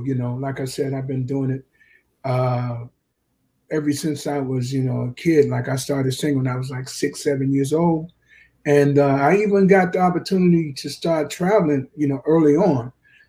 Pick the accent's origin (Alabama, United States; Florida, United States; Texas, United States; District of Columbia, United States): Florida, United States; Jacksonville; Yeah. Duval, man. And it was cool.